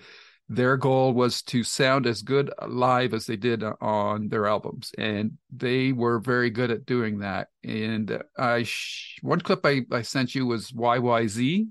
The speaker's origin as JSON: {"language": "English", "town": "Toronto", "region": "Ontario", "country": "Canada", "tie": "born or raised there", "said": "And they're also a hometown band for me because I grew up in the Toronto area, and … is from Toronto."}